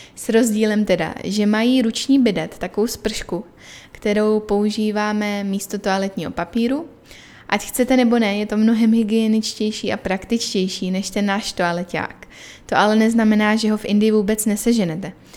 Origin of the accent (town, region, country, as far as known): Czechia; moved away as an adult; now in Chennai, India